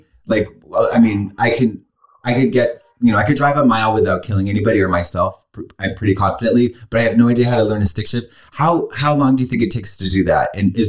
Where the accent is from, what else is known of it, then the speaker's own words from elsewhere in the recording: Boston, Massachusetts, United States; moved away; I'm from Boston.